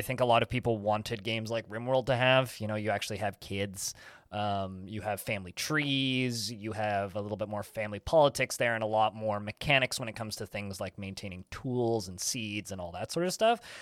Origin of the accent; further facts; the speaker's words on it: Maple Ridge, British Columbia, Canada; my hometown, oddly enough, of Maple Ridge, Canada.